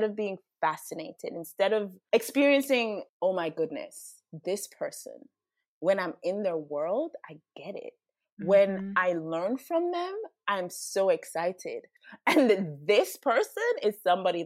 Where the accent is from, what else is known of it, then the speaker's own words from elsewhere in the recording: Jamaica; also born or lived in United States; I'm Jamaican